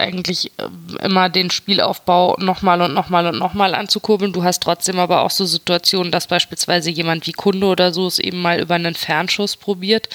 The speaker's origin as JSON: {"language": "German", "town": "Mainz", "region": "Rhineland-Palatinate", "country": "Germany", "said": "als Mainzer"}